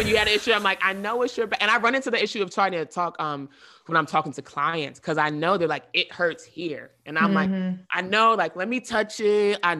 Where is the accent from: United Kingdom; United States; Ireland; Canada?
United States; the South; growing up in the South, I'm used to seeing people where I'm from, we eat fried everything.